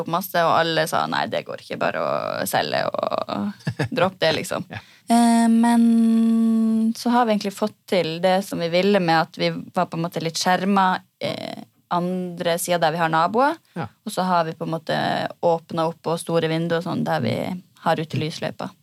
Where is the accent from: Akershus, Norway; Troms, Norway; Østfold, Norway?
Troms, Norway; Senja; now in Sarpsborg, Norway; jeg kommer fra Senja